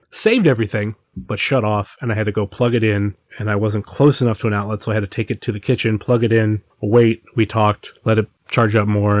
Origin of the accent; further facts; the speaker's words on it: Cleveland, Ohio, United States; I'm from Cleveland.